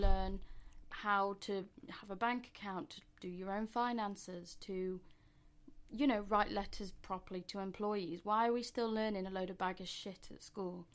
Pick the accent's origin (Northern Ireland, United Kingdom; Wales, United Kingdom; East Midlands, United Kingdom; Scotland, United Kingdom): East Midlands, United Kingdom; Mansfield; moved away as an adult; now in London, United Kingdom; we're both from Mani T, as we call it